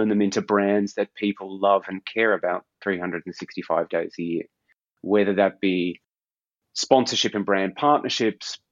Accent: Australia; moved away as an adult; also born or lived in London; now in Copenhagen, Denmark; Growing up in Australia

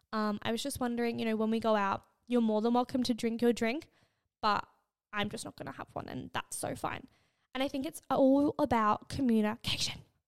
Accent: Australia; I'm Australian and my English is fucking bad

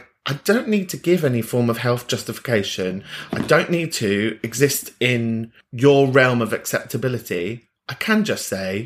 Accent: London, United Kingdom; I'm from North London

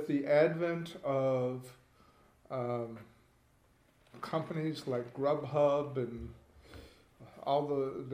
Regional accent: Midwest, United States; I'm a Midwesterner.

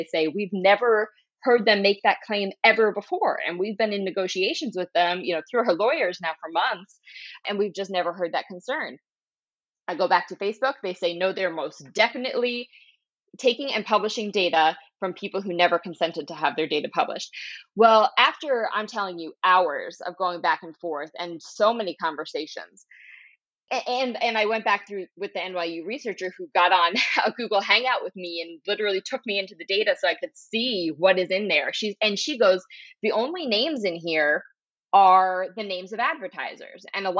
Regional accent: Philadelphia, Pennsylvania, United States; You're talking …. I'm from Philadelphia. Yeah. You gotta know.

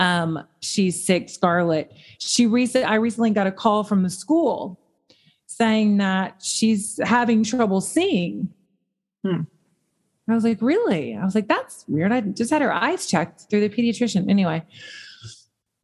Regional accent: the South, United States; I grew up in the South

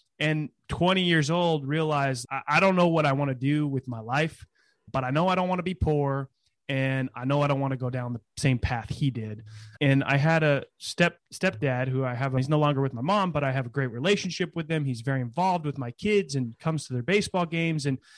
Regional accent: California, United States; So I was born in California in the Bay Area and moved around quite a bit as a kid, but always in California, and lived in a small town near Sacramento during my high school days

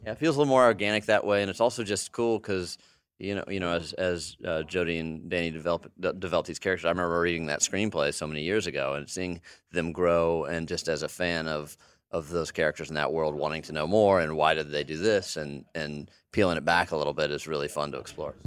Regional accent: United States; also born or lived in Texas; I grew up in Arkansas and Texas

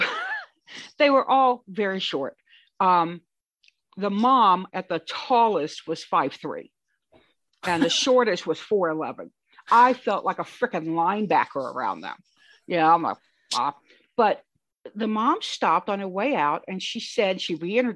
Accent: Louisiana, United States; moved away; also born or lived in Michigan; I'm from Louisiana

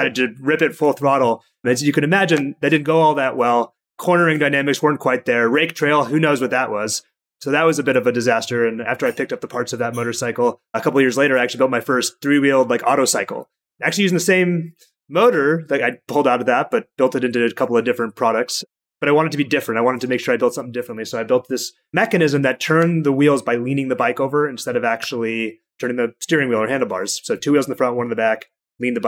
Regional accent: Bellevue, Washington, United States; I grew up in Washington State in a pretty large town called Bellevue

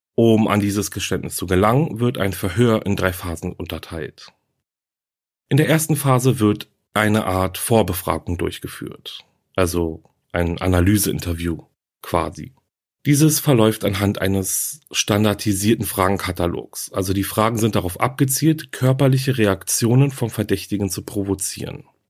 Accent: Germany; Hier bei uns in Deutschland

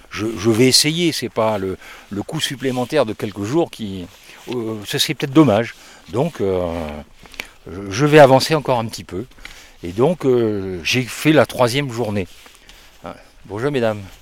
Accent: France; Eh bien moi euh, je viens du sud de la France. je, alors

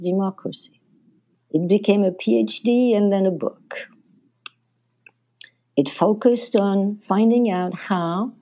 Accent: Casablanca, Casablanca-Settat, Morocco; English is a second language; moved away as an adult; also born or lived in Paris, France / Vietnam / Cambodia / United States; I was born in Morocco, in fact, in Casablanca. And I lived there until I had to go and study in Paris.

